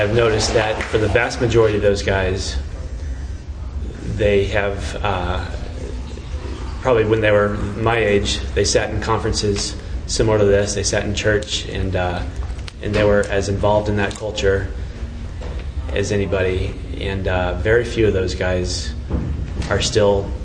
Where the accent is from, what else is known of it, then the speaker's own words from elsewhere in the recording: Phoenix, Arizona, United States; I'm from Phoenix